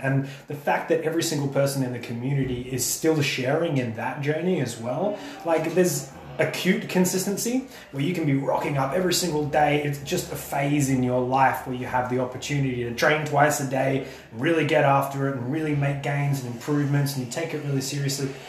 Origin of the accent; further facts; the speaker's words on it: Australia; I'm Australian